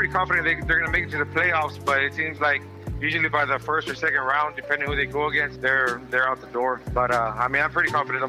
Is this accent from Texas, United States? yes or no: yes; Weslaco, Texas, United States; I'm from Westaco, down in.